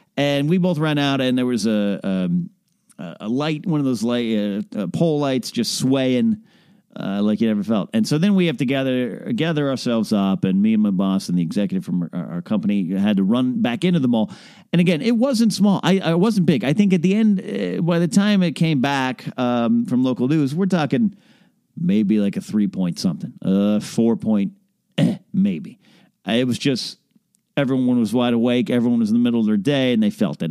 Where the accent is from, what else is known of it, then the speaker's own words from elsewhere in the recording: Arroyo Grande, California, United States; now in Southern California, United States; my hometown of, uh, Royal Grande, Pismo Beach, California